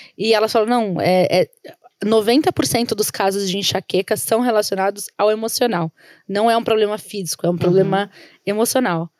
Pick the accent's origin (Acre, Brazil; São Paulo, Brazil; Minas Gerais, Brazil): São Paulo, Brazil; A gente veio da Zona Leste de São Paulo